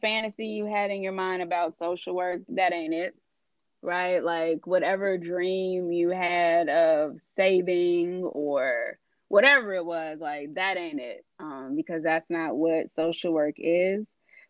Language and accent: English; California, United States; I left home because I knew I'm from California.